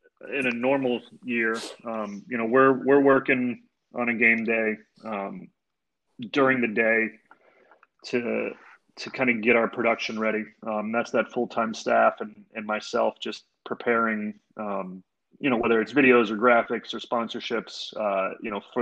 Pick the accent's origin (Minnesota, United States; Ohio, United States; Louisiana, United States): Ohio, United States; Canton; growing up in Northeast Ohio, you know, I grew up down in Canton